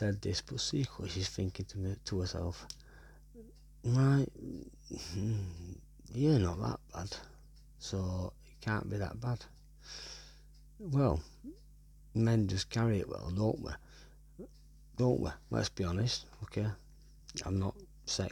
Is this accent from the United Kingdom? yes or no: yes; Wigan, North West England, United Kingdom; I'm from Wigan